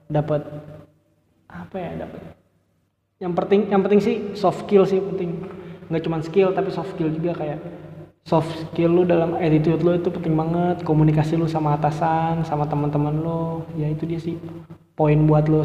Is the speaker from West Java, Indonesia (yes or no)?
yes; Bekasi, West Java, Indonesia; gue dari Bekasi nih gue kan awalnya tuh pengen daftar apa ya kuliah aja gitu